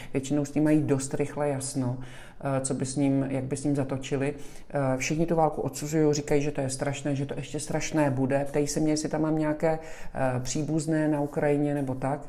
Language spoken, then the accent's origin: Czech; Czechia; moved away as an adult; now in Miami, United States; jsem z České republiky